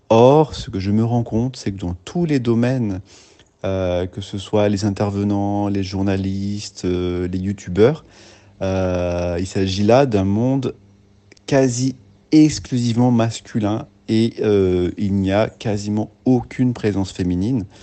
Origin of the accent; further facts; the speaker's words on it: France; ici chez nous en France.